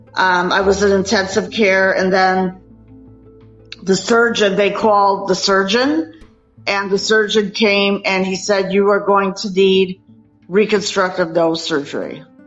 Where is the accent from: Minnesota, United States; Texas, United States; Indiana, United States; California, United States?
Minnesota, United States; now in Saratoga Springs, United States; I was actually born and raised in Minnesota, and now I live in upstate New York in Saratoga Springs